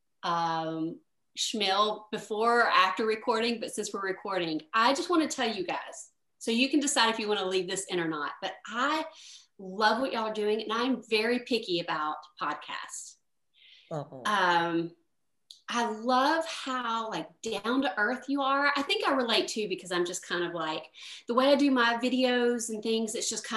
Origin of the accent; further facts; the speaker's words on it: Tennessee, United States; I grew up in Tennessee.